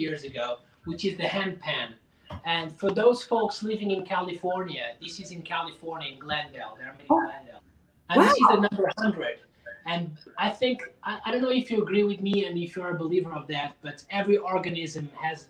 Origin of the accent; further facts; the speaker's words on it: Portugal; English is a second language; moved away; also born or lived in Lisbon; Growing up in Portugal